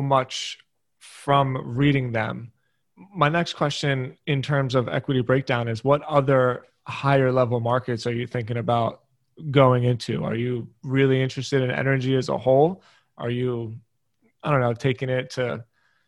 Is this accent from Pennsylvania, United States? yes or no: yes; Philadelphia, Pennsylvania, United States; I'm from Philadelphia